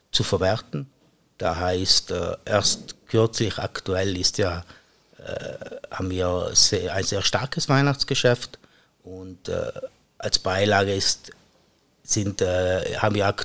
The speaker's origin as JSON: {"language": "German", "region": "Trentino-Alto Adige", "country": "Italy", "lives_now": "St. Gallen, Switzerland", "said": "Danach war ich wieder für circa acht Jahre im Südtirol, praktisch mein Heimatland."}